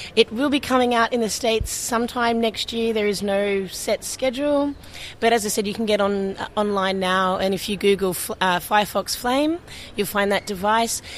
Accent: Sydney, New South Wales, Australia; moved away; also born or lived in Portland; I'm from Sydney, Australia

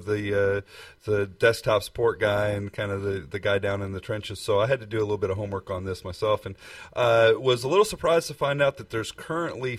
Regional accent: Texas, United States; we're from Texas

